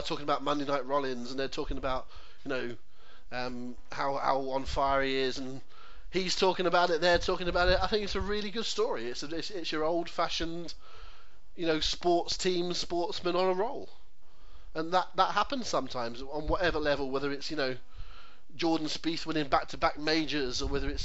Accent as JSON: {"language": "English", "country": "United Kingdom", "said": "as a British public"}